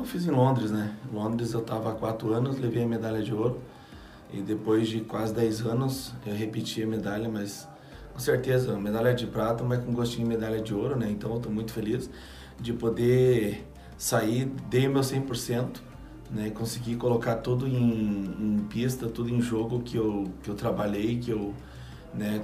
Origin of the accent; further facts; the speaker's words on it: Brazil; Eu saí do Brasil